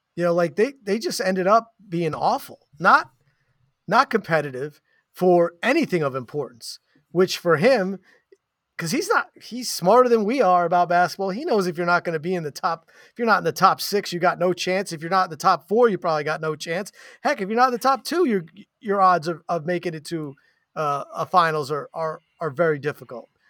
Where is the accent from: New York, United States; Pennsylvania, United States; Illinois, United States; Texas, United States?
New York, United States; moved away as an adult; now in Portland, United States; I'm a New Yorker.